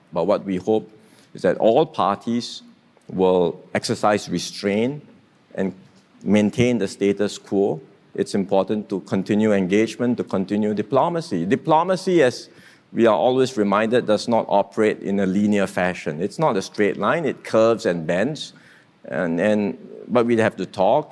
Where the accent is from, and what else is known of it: Singapore